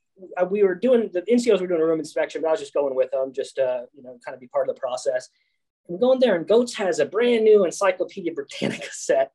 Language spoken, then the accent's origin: English; Spring Lake, North Carolina, United States; I grew up in Spring Lake, North Carolina